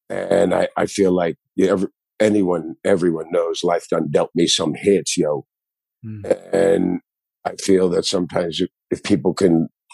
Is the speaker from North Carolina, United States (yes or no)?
no; Miami, Florida, United States; all my friends where I grew up in Miami, South Beach Underground